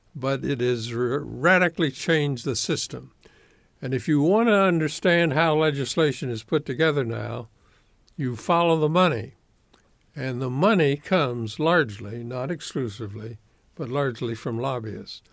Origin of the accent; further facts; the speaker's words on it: Evansville, Indiana, United States; also born or lived in Florida / Chattanooga, Tennessee; as a very young man, seventh or eighth grader, I moved to Evansville, Indiana.